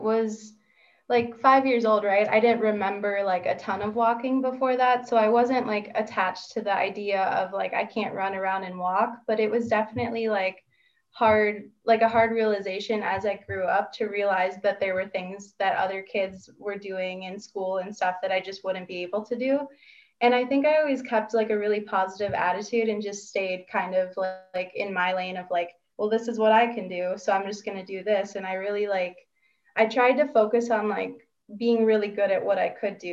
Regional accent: Minnesota, United States; now in Tucson, United States; I'm from Minnesota originally

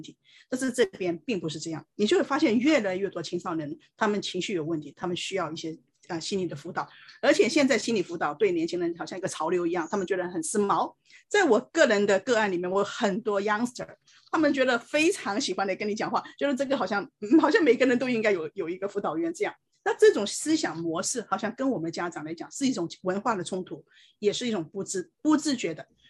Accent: China; 我们这些从从大陆来的才有问题啊，英文都讲不好，你看我们都是这样生存下来了

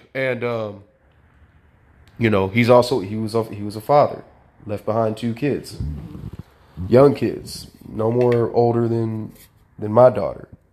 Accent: Sacramento, California, United States; growing up in South Sacramento in a single parent household

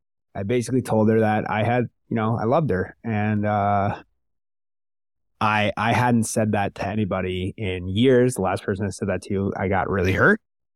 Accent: New York, United States; I'm from New York. I'm from America.

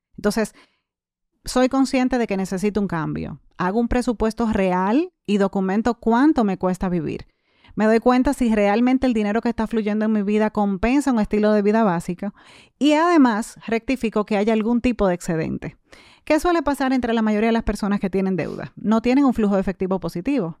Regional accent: Santo Domingo, Distrito Nacional, Dominican Republic; Yo nací, crecí y actualmente resido en Santo Domingo.

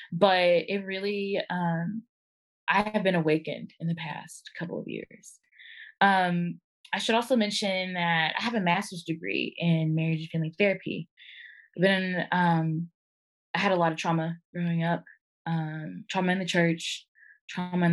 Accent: Arkansas, United States; I am from Arkansas. Grew up in single parent home, raised by my mama

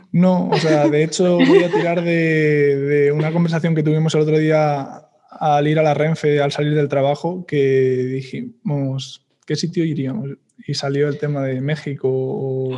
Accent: Madrid, Community of Madrid, Spain; también soy de Madrid

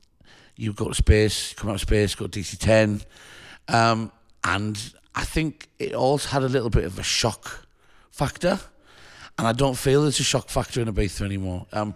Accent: Sunderland, North East England, United Kingdom; So I bought a record shop in my hometown. {S0} Which is? {S1} In Sunderland, in the north of England.

